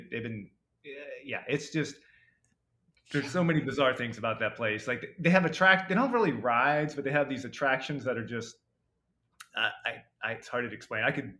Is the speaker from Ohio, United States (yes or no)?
yes; Ohio, United States; I grew up in Northeast Ohio, near Kent State.